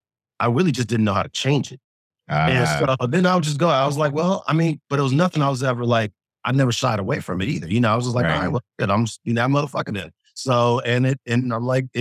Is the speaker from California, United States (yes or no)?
yes; Inglewood, California, United States; also born or lived in Sweden; I grew up in LA, you know, grew up in Inglewood, two blocks from